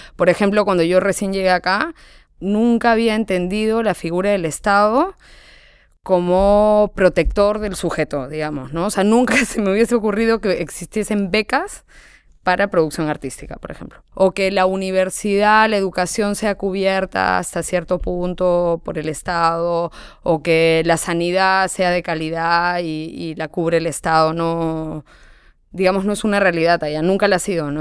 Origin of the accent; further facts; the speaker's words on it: Peru; moved away; siendo peruana